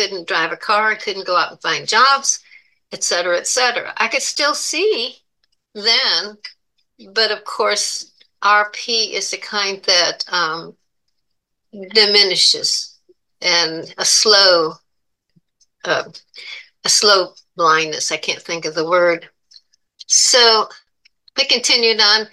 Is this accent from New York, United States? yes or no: yes; Buffalo, New York, United States; moved away; also born or lived in Florida; I was born in Buffalo, New York